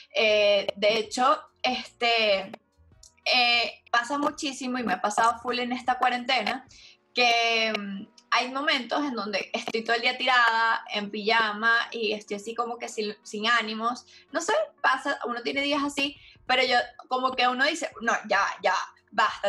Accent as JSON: {"language": "Spanish", "country": "Venezuela", "said": "en mi país, Venezuela"}